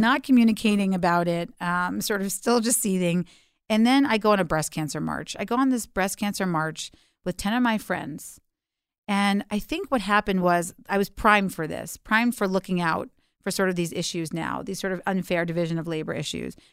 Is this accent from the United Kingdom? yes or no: no; New York City, New York, United States; I was raised in Alphabet City, um, before that was a cool place to live, uh, in the early eighties